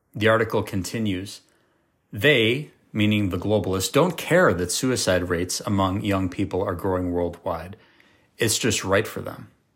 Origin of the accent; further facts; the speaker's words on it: United States; I'm an American, a proud American